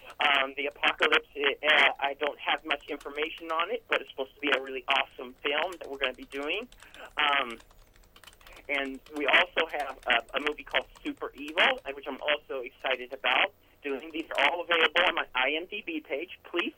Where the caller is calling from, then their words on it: Northern California, United States; I'm calling from Northern California